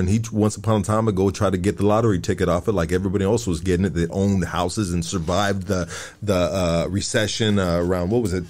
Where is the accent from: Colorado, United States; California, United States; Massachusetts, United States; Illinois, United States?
California, United States; Los Angeles; I'm from Highland Park, bro.